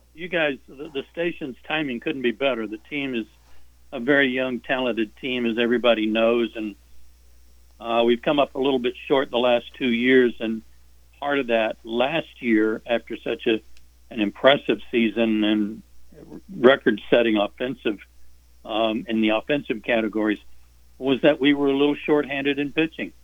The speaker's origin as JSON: {"language": "English", "town": "Norman", "region": "Oklahoma", "country": "United States", "tie": "born or raised there", "moved": "yes", "said": "we had a drive-in movie theater in Norman, Oklahoma, my hometown."}